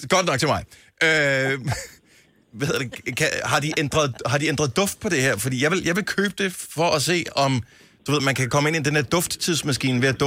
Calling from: Denmark; jeg ringer fra Dyster, hvis du ved, hvor det er.

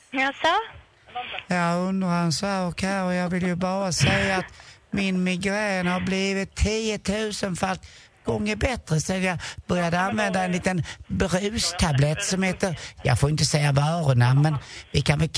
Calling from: Njutånger, Gävleborg County, Sweden; Tjenare allihopa, jag är från, jag är från Njutånger.

